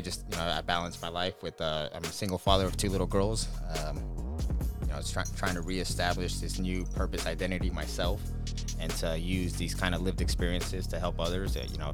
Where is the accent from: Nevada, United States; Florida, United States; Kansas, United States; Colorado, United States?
Nevada, United States; Las Vegas; I was born and raised here in Las Vegas, Nevada.